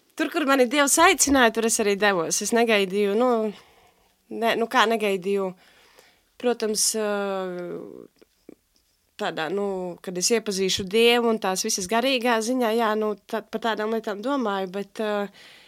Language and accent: Latvian; Alūksne, Alūksne Municipality, Latvia; accent: Alūksne accent; moved away as an adult; now in Riga, Latvia; es esmu no Alūksnes. Tagad vairāk kā pusotru gadu esmu rīdzinieci ar uh, jā, skaisto mīlīgo Alūksnes akcentu